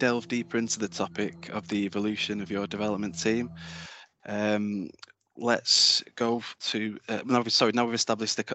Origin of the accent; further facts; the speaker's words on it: Warrington, North West England, United Kingdom; my hometown of Birchwood in Warrington